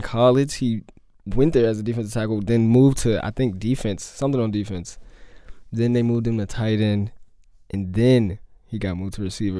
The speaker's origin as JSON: {"language": "English", "region": "Maryland", "country": "United States", "said": "I'm from Maryland."}